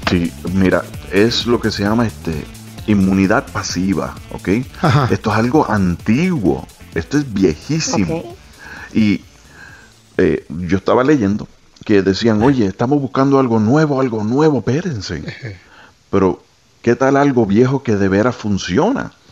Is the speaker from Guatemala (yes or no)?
yes; Guatemala; soy de Guatemala